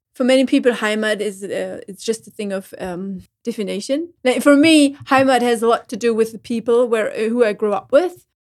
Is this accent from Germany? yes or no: yes; Schleswig-Holstein, Germany; English is a second language; moved away; When I come back to Schleswig-Holstein after a long time, and I'm on the train between Hamburg and, uh, my hometown, and I hear the slang